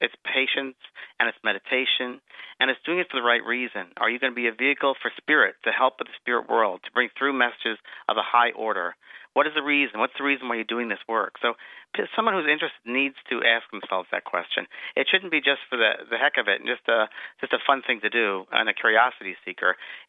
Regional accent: California, United States; And he said, where are you from? And I said, California.

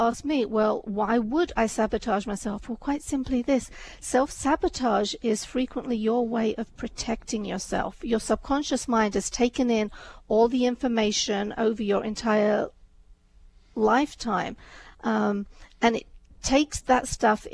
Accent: England, United Kingdom; also born or lived in India; I was born in India, but my family moved to England before I was 2.

